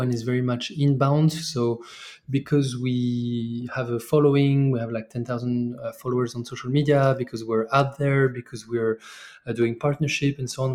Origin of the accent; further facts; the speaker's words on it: France; moved away as an adult; also born or lived in Mexico / China / Cape Town, South Africa; I'm originally from France.